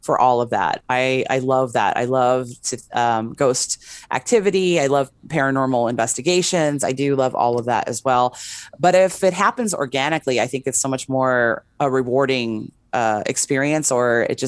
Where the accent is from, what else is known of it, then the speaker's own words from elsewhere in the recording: West Hollywood, California, United States; now in Las Vegas, United States; I'm originally from West Hollywood